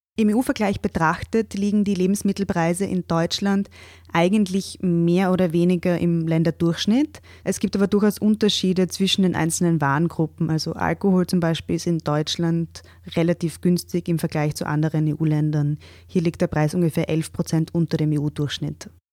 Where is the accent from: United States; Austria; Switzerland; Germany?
Austria; bei uns